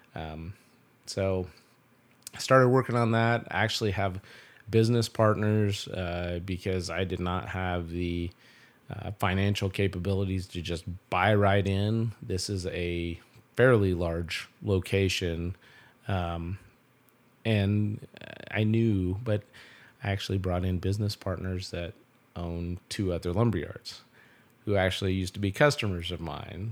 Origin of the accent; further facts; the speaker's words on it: Belleville, Kansas, United States; I grew up here in Belleville, um, uh, born and raised